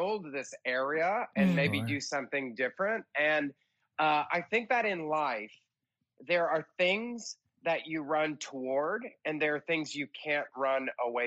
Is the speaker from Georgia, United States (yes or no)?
yes; outside of Atlanta, Georgia, United States; moved away as an adult; also born or lived in New York City; I was raised in Georgia, outside of Atlanta